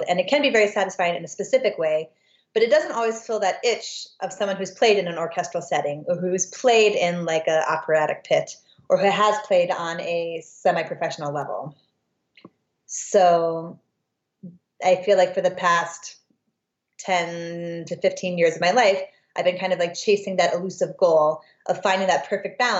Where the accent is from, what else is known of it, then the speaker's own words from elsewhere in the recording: Des Moines, Iowa, United States; moved away as an adult; also born or lived in St. Louis, Missouri; I grew up in Des Moines, Iowa, primarily